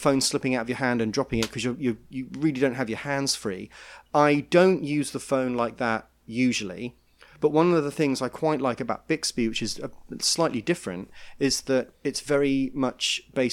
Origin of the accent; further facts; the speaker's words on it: United Kingdom; now in New York, United States; being British